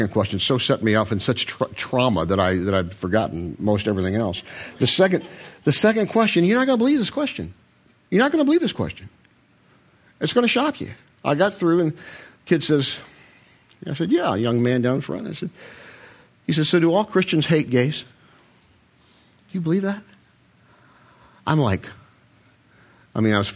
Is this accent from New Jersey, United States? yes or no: yes; Short Hills, New Jersey, United States; I'm from Short Hills